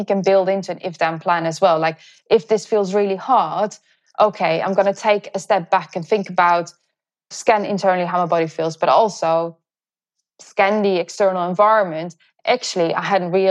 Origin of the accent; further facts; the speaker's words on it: Netherlands; moved away; I'm originally from the Netherlands